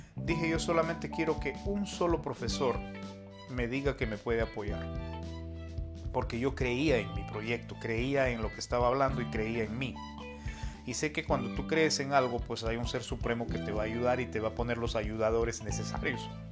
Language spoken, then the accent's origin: Spanish; Peru; yo nací en Perú hace cinco décadas atrás. Compartí momentos muy bonitos con mis abuelos, que los, que me criaron